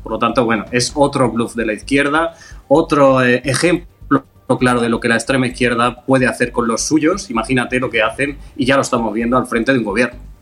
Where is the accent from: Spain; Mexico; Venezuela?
Spain; Andalusia; lo digo como andaluz